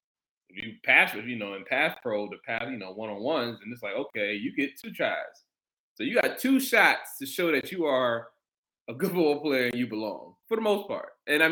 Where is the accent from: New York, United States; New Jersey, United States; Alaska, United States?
New York, United States; Brooklyn; I know when I was in high school, I'm from Brooklyn. So, you know, I went to camps down south, played down south